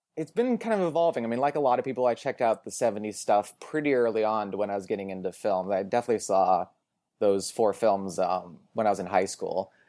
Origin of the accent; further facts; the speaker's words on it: Portland, Oregon, United States; moved away as an adult; also born or lived in Boston; now in Los Angeles, United States; I grew up in Portland, Oregon, went to school in Boston